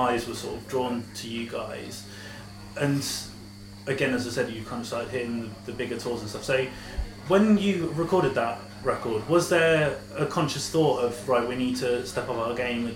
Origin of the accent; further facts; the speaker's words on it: Portsmouth, South East England, United Kingdom; I'm from Portsmouth, which is a city... So about an hour down the road